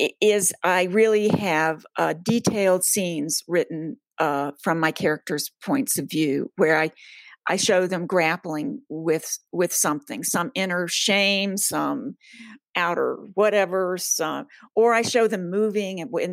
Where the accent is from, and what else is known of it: Charlotte, North Carolina, United States; born or raised there; now in West Coast, United States